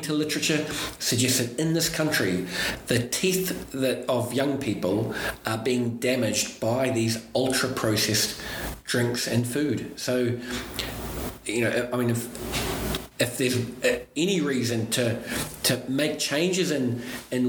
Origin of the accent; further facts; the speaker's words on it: New Zealand; now in United Kingdom; I'm still a foreigner here, I'm originally from New Zealand